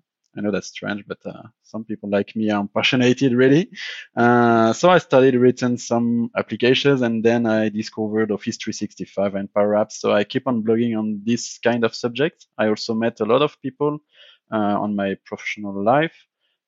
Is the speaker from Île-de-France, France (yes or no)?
yes; Paris, Île-de-France, France; I'm from France and I'm from also Paris, but right now I'm working in Switzerland, but I'm based on France.